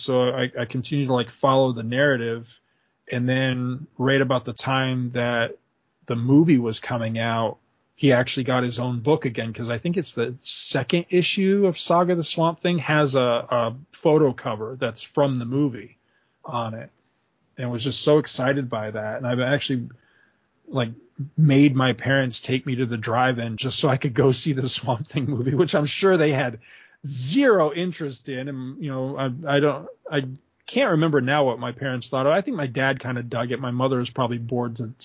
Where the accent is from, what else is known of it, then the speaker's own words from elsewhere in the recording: Carthage, New York, United States; when I was in my early teens, we moved from Carthage, where I lived in New York, to this little town where we live